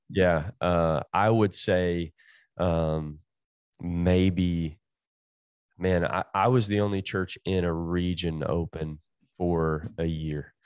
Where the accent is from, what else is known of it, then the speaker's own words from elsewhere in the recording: Jenkins, Kentucky, United States; moved away as an adult; also born or lived in Tennessee; now in California, United States; Jenkins, Kentucky. I graduated from Jenkins High School